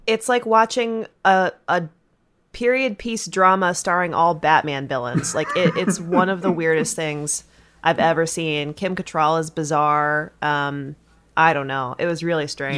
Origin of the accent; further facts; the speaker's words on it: Virginia, United States; I'm from Virginia, a different part of the South